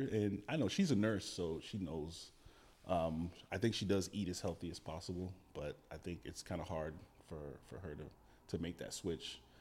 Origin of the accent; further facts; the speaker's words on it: Gainesville, Florida, United States; moved away as an adult; also born or lived in West Palm Beach, Florida; now in Oregon, United States; born in West Palm, raised in Gainesville, which is just out, um, north central Florida